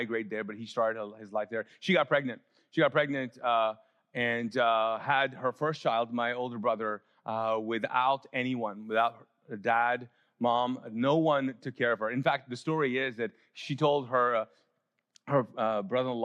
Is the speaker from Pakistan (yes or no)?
yes; Pakistan; moved away; as a Pakistani, I can't go to India even now